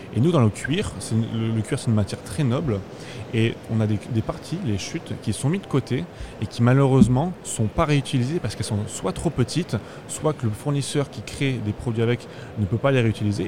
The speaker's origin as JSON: {"language": "French", "town": "Brive-la-Gaillarde", "region": "Nouvelle-Aquitaine", "country": "France", "said": "Nous, on vient du sud de la France. Moi, personnellement, je viens de Brive-la-Gaillarde, donc dans, la région du Limousin."}